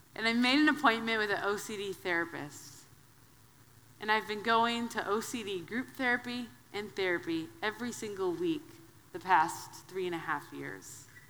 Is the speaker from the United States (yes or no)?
yes; Wisconsin, United States; I'm from the Midwest. I'm a Wisconsin girl.